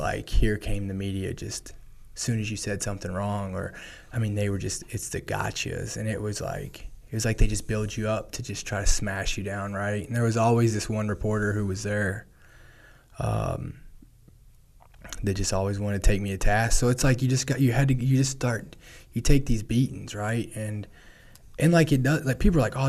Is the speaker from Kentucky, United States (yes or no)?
yes; Kentucky, United States; my hometown